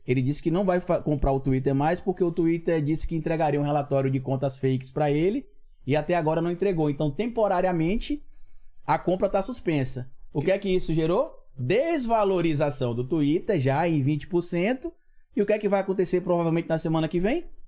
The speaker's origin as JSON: {"language": "Portuguese", "town": "Itabuna", "region": "Bahia", "country": "Brazil", "tie": "born or raised there", "moved": "yes", "lives_now": "Aracaju, Brazil", "said": "na minha cidade natal é Itabuna, lá no extremo sul da Bahia, cidade do Jorge Amado também. Hoje eu moro em Aracaju, mas eu sou natural de Itabuna"}